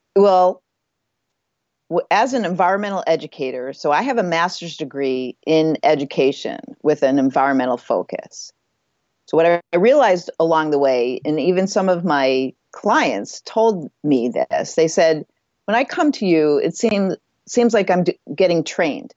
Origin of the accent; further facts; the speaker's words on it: Midwest, United States; moved away as an adult; also born or lived in California; where I grew up in the Midwest